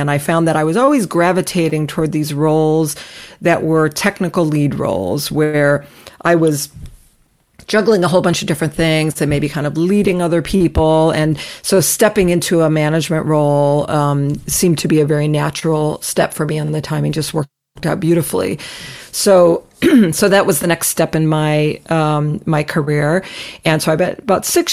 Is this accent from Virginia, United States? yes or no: no; Ohio, United States; moved away as an adult; also born or lived in Long Island, New York; now in Newton, Massachusetts, United States; I grew up in Ohio